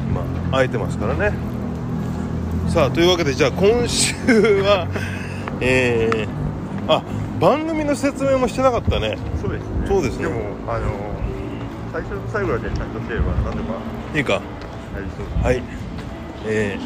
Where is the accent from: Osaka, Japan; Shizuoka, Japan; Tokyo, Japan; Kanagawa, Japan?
Kanagawa, Japan; Yokohama; 地元、地元の横浜の